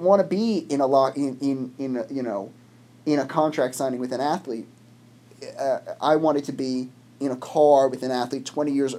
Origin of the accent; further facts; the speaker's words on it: United States; I'm from America